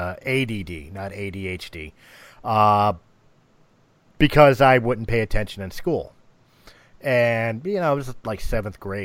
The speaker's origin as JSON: {"language": "English", "country": "United States", "said": "I'm from the United States"}